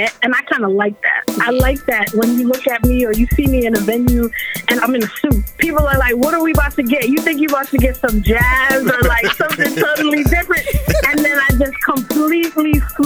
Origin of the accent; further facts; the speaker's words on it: New York City, New York, United States; also born or lived in Bronx; I'm from Harlem